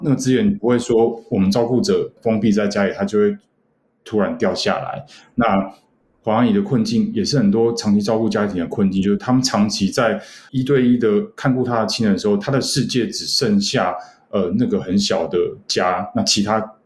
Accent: Taiwan; 我们台湾人

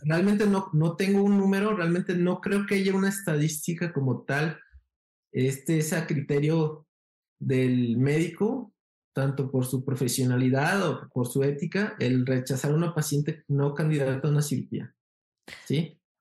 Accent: Guadalajara, Jalisco, Mexico; also born or lived in Mexico City / Brazil; soy de Guadalajara, Jalisco, México

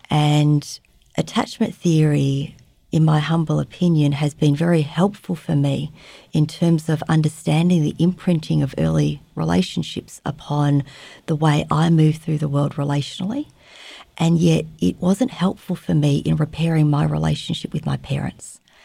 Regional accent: Australia; moved away as an adult; also born or lived in Vietnam; now in Fairbanks, United States; I was born in Vietnam. I was raised in Australia, and these days I live in Fairbanks, Alaska

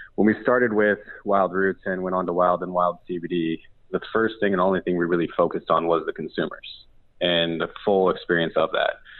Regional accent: Pacific Northwest, United States; both Aaron and I grew up in the Pacific Northwest

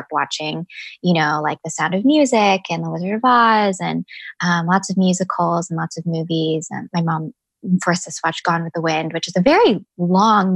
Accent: Chicago, Illinois, United States; moved away as an adult; also born or lived in Champaign-Urbana, Illinois / Vancouver, Canada; now in Los Angeles, United States; I grew up in Chicago. So I lived there until I was 22.

